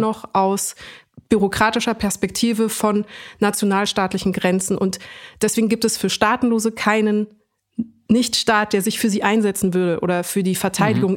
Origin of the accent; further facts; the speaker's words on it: Munich, Bavaria, Germany; ich wurde in München geboren und bin hier auch mhm. aufgewachsen